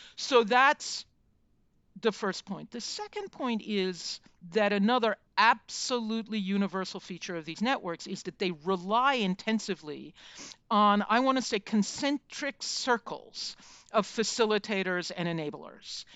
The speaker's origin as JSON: {"language": "English", "country": "United States", "said": "as an American"}